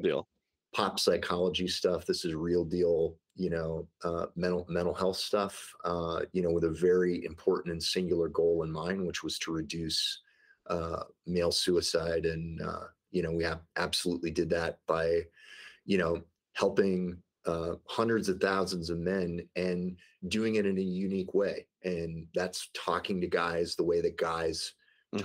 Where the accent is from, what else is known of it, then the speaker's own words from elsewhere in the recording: St. Louis, Missouri, United States; I grew up in the Midwest in St. Louis, Missouri